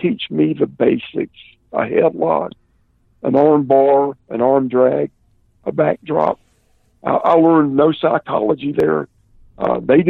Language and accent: English; Columbia, South Carolina, United States; Columbia, my hometown